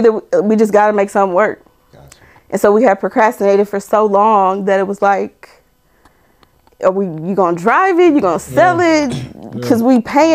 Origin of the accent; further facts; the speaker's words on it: Omaha, Nebraska, United States; moved away; I'm from Omaha, Nebraska.